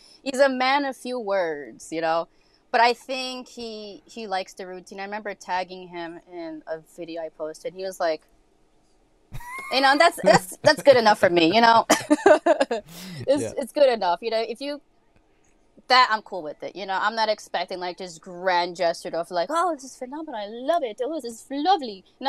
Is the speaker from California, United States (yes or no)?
no; New York City, New York, United States; I will mean mug you because, you know, I'm from the Bronx. That's how we do.